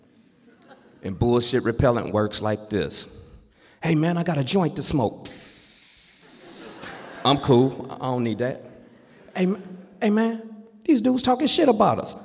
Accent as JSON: {"language": "English", "town": "Los Angeles", "region": "California", "country": "United States", "tie": "born or raised there", "said": "Growing up in Watts, California"}